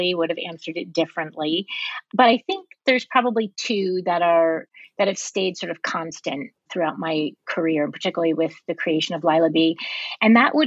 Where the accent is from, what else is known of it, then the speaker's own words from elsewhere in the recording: New York, United States; moved away as an adult; now in California, United States; I was born and raised on the East Coast